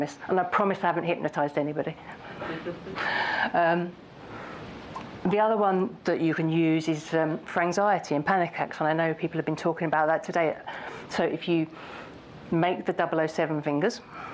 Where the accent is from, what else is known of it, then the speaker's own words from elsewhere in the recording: United Kingdom; As a Brit